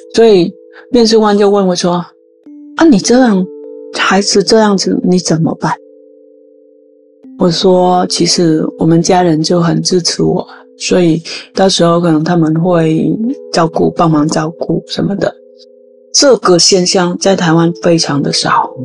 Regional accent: Vietnam; Chinese is a second language; moved away as an adult; now in Tainan, Taiwan; 我来自越南二十一年前，就是在二零零二年，我第一次踏入台湾的这块宝岛。那当时来台湾来工作，就是台湾人所谓的外劳

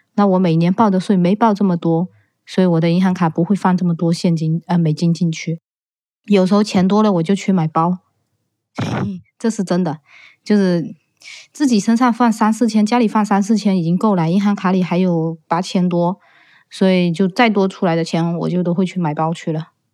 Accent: Fujian, China; moved away as an adult; now in United States; 我是来自福建的

